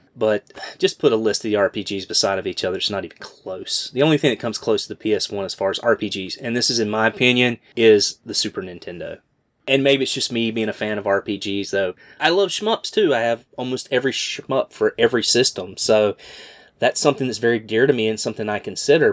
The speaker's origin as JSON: {"language": "English", "town": "Greensboro", "region": "North Carolina", "country": "United States", "tie": "born or raised there", "said": "my hometown"}